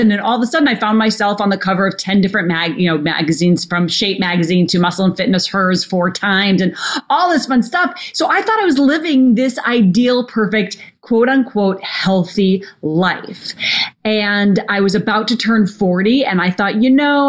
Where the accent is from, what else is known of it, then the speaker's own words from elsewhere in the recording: Minnesota, United States; when I was a little girl growing up in Minnesota